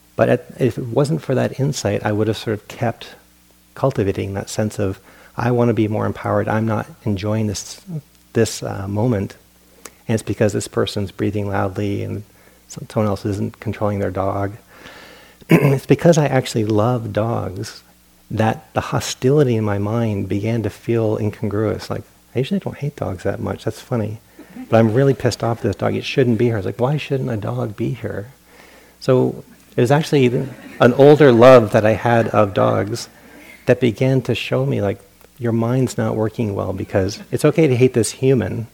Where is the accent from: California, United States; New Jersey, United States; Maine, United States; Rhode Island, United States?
Rhode Island, United States; Providence; moved away; I grew up on the East Coast in Providence, Rhode Island